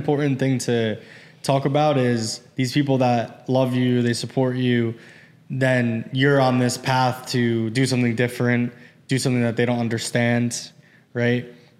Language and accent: English; United States; I'm obviously from America. I'm blessed to be born here and raised here and everything. And my parents are second generation.